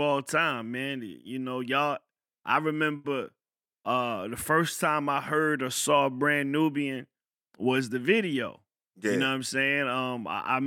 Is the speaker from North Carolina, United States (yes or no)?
yes; Fayetteville, North Carolina, United States; I grew up in Fayetteville